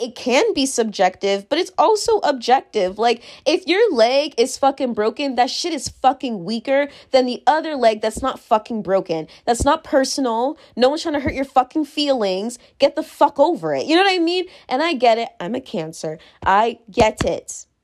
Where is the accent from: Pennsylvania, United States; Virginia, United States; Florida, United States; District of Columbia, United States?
Virginia, United States; born or raised there; moved away as an adult; now in New York, United States